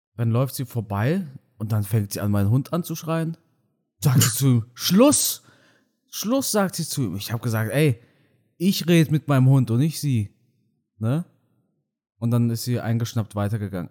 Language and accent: German; Germany; first language German; ist Deutsch mein Heimatland, ne, weil ich hier aufgewachsen bin.